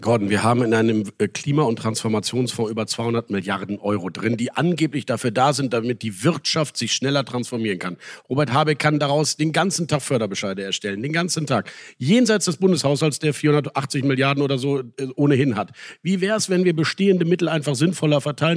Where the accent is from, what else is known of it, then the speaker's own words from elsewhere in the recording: Rhineland, Germany; als Rheinländer